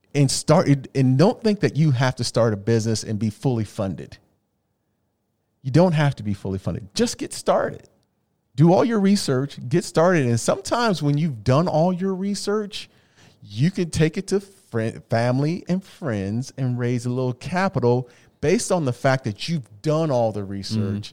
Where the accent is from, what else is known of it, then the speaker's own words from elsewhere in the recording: Phoenix, Arizona, United States; I'm from the Valley